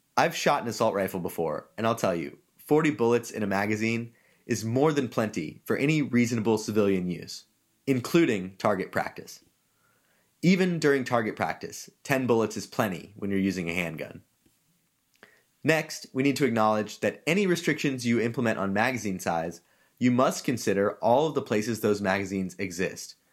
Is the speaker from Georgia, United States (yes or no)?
yes; Georgia, United States; moved away as an adult; now in California, United States; I grew up in Georgia, which, for those who don't know, is a state which likes its guns.